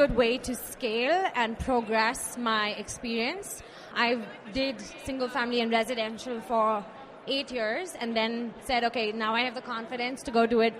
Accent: India; moved away; So I moved here from India back in 2005.

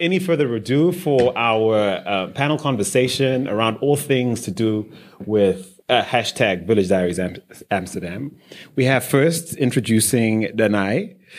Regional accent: Zimbabwe; I grew up in Zimbabwe.

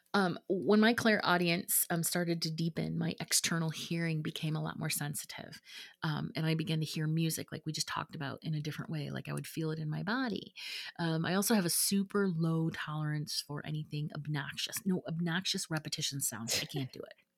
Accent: Midwest, United States; moved away; growing up in the Midwest

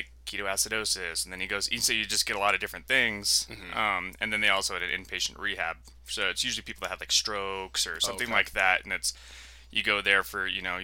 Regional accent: Yakima, Washington, United States; moved away as an adult; now in Albuquerque, United States; I'm from Washington State

